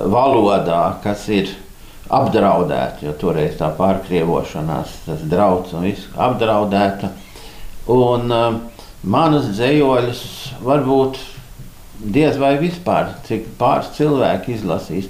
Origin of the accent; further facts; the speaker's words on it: Stockholm, Stockholm County, Sweden; first language Latvian; es uzaugu Stokholmā